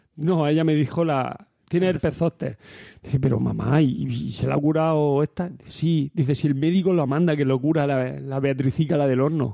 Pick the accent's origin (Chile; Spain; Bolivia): Spain; Almería, Andalusia; de allí, del mi pueblo, de Almería